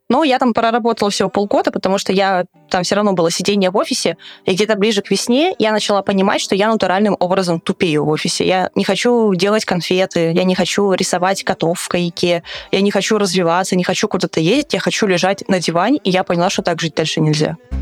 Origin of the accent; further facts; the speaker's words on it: Russia; я говорила, что I'm from Russia